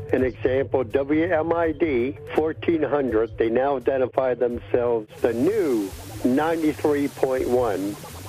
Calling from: Baltimore, Maryland, United States; calling from Baltimore, Maryland.

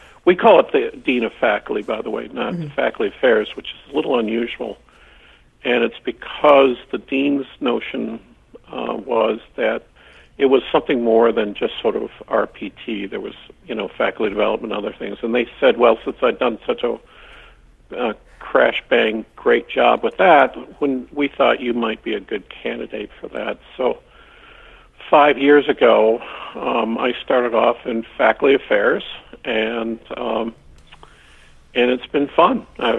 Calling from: Vermont, United States; I'm calling you from the University of Vermont, located in the People's Republic of Vermont.

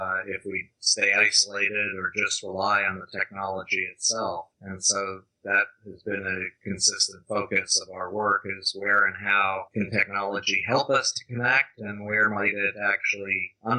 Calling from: Tiburon, California, United States; Well, I'm actually calling in from my home, which is just north of San Francisco in a town called Tiburon with a beautiful view of the San Francisco Bay.

